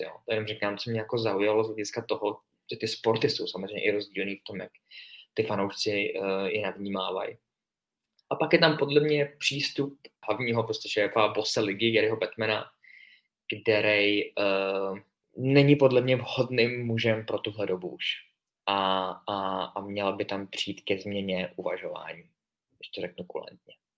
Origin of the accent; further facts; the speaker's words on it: Czechia; jsme z České republiky